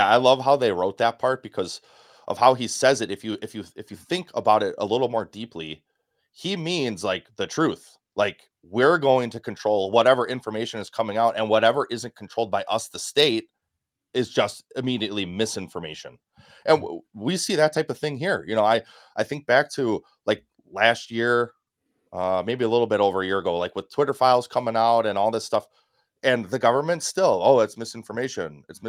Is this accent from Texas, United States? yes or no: no; Wisconsin, United States; or from my home state, Mike Gallagher up in Green Bay, Wisconsin's eighth congressional district.